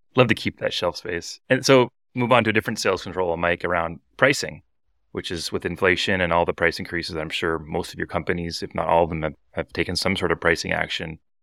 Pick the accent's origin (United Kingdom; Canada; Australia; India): Canada; We're all Canadian